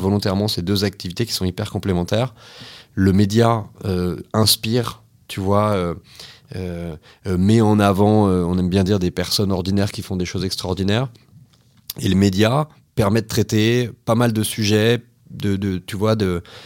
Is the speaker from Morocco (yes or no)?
no; Nantes, Pays de la Loire, France; j'ai grandi à Nantes. j'ai eu une enfance assez classique, on va dire, de citadin